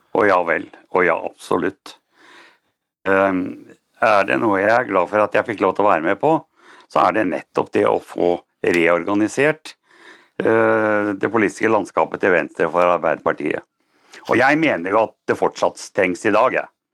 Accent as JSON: {"language": "Norwegian", "country": "Norway", "said": "jeg er norsk"}